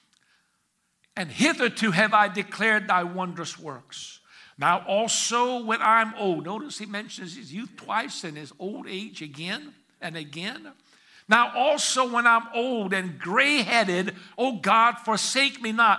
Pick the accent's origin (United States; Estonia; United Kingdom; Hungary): Hungary; moved away; I was born in Hungary, the nation of Hungary